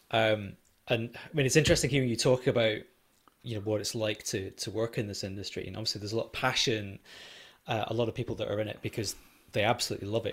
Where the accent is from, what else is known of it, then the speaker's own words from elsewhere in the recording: Edinburgh, Scotland, United Kingdom; moved away; I grew up in Edinburgh, not far away from Fountain Bridge